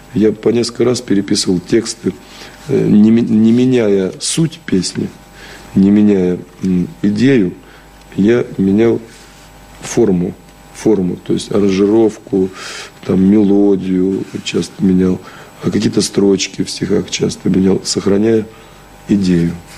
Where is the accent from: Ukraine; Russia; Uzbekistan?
Russia; Shchyokino, Tula Oblast; now in Moscow, Russia; Щекин как раз в 200 километрах от Москвы и находится, И там родился